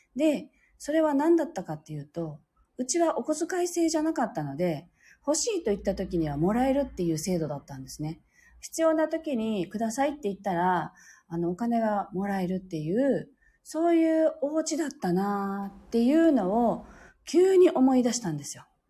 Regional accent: near Shuri, Okinawa, Japan; also born or lived in Urasoe, Okinawa; 子供の頃は私は首里の出身ではないので、まあ、近かったので

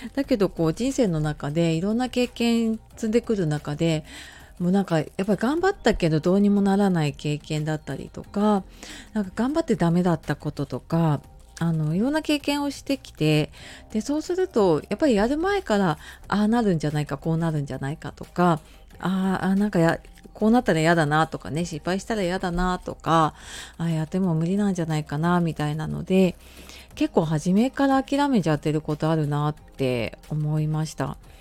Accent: Japan; moved away as an adult; 今あの地元に戻ってきているのであの中学校母校

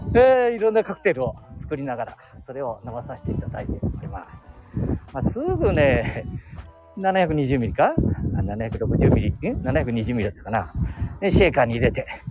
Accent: Chita area, Aichi, Japan; 私たちの地元にはね、いい酒蔵がよくある

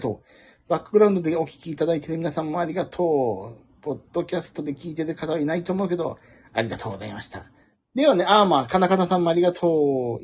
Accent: Kanagawa, Japan; 東京人として、まあ、かっこ神奈川

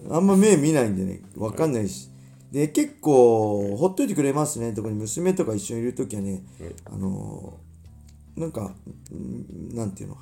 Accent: Inashiki, Ibaraki, Japan; 僕の地元生まれた茨城県稲敷市

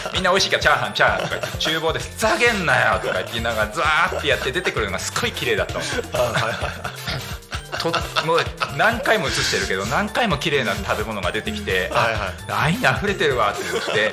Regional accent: Narita, Chiba, Japan; 生まれは成田ですよ。

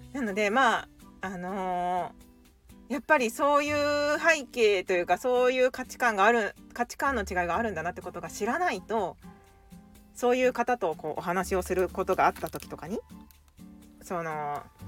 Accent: Japan; 私 は日本人なので

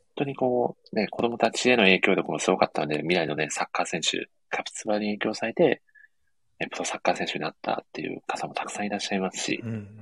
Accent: Ehime, Japan; 地元の愛媛

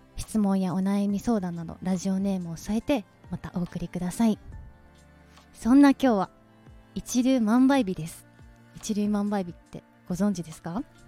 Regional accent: Nara, Japan; also born or lived in Osaka; now in Tokyo, Japan; 大阪生まれ奈良育ち

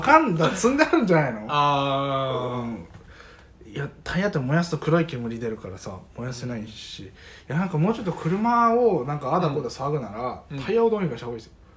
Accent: Iwate, Japan; moved away; also born or lived in Fukushima; 僕は岩手出身

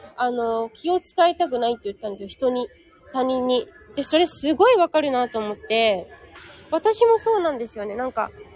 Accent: Japan; moved away as an adult; now in Thailand

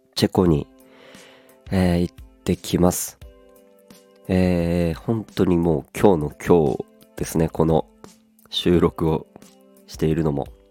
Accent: Aomori, Japan; 青森なので僕の出身が

